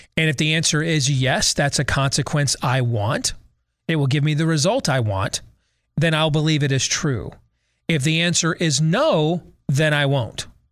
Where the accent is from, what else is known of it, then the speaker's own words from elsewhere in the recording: United States; I'm an American